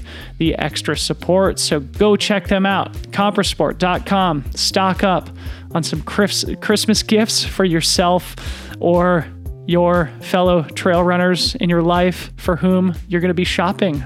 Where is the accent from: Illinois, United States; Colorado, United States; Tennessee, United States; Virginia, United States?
Colorado, United States; Boulder; I grew up in Boulder, Colorado